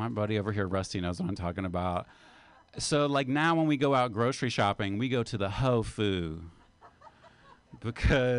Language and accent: English; West Virginia, United States; now in San Francisco, United States; when I was growing up in West Virginia